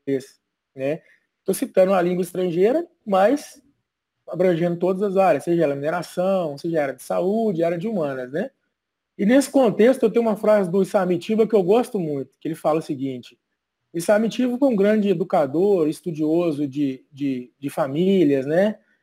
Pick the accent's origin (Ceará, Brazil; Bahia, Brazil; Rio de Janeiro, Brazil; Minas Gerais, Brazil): Minas Gerais, Brazil; João Monlevade; also born or lived in Cachoeiro de Itapemirim, Espírito Santo; Eu nasci em Cachoeira do Itapemirim. Meu pai trabalhava lá na época e é uma terra de, de rochas ornamentais, né? O polo de rochas ornamentais. E fui criado aqui no quadrilátero ferrífero, em João Molevade